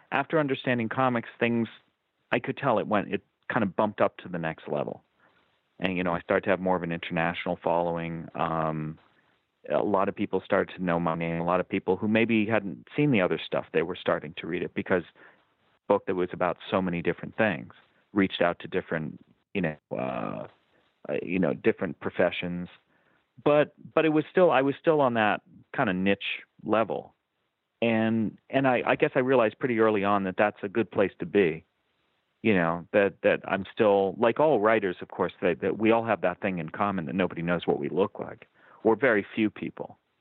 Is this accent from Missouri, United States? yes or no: no; Lexington, Massachusetts, United States; moved away as an adult; also born or lived in Amherst, Massachusetts / Somerville, Massachusetts; now in Southern California, United States; I, I grew up in Lexington, Massachusetts